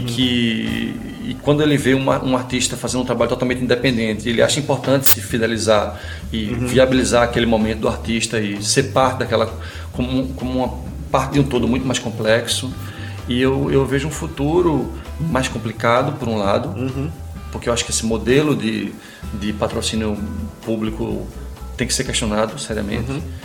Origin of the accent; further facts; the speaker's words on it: Pernambuco, Brazil; moved away as an adult; now in São Paulo, Brazil; me manter pernambucano